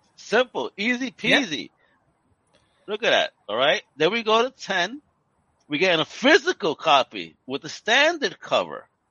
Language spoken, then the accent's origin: English; New York City, New York, United States; grew up in New York. That was my Times Square, dirty, grimy